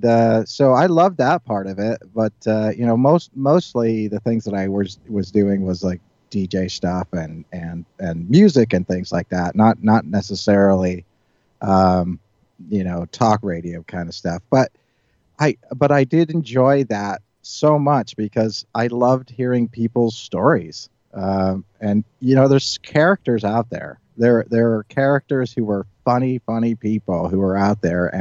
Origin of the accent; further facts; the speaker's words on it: Northern Ireland, United Kingdom; when I grew up in Northern Ireland, I mean, this was in the 1970s